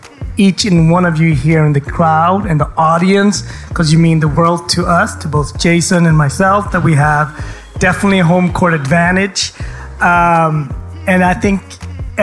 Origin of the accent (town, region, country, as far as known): Gothenburg, Västra Götaland, Sweden; born or raised there; accent: a little bit of Gothenburg dialect